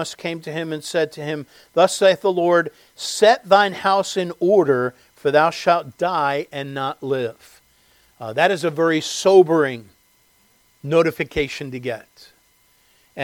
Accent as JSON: {"language": "English", "town": "Westchester", "country": "United States", "tie": "born or raised there", "said": "living in the home that I grew up in Westchester"}